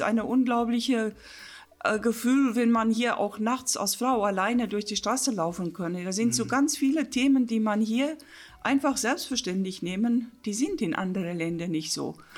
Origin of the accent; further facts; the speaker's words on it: South Africa; German is a second language; moved away as an adult; also born or lived in Stellenbosch / England / Wolfsburg; now in Königslutter, Germany; wo ich gebür, gebürtig äh, geboren, geboren wurde in Südafrika